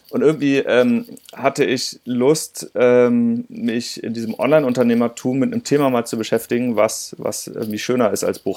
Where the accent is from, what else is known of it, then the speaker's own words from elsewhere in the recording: Rhineland, Germany; in meiner Heimat. Ich bin ja Rheinländer und ähm, immer, wenn ich da mal meine Eltern besuche